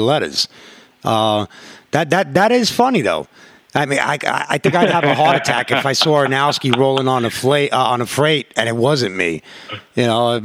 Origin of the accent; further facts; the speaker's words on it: New York City, New York, United States; I'm from Corona, you know, OTC Crew